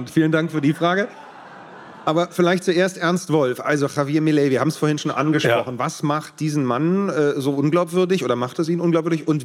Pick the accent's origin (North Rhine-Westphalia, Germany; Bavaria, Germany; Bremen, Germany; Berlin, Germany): Berlin, Germany; ich komme aus Berlin.